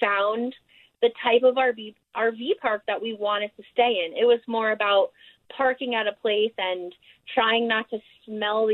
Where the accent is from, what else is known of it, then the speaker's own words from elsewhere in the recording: New York, United States; also born or lived in Austin, Texas; now in Kanab, United States; we're originally from New York, and my husband's from Louisville, Kentucky. And then we spent a lot of our years also in Texas, me in Austin